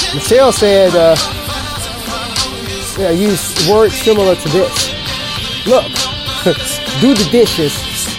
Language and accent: English; the South, United States; moved away as an adult; I was born and raised in the South area, moved all the way up here around circle through my journalism career